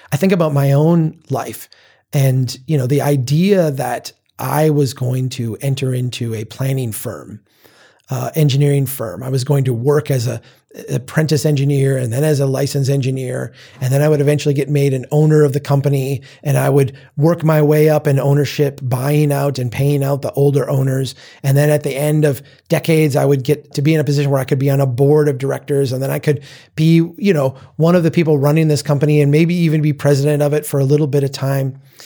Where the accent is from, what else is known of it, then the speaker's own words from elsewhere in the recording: Minnesota, United States; my home state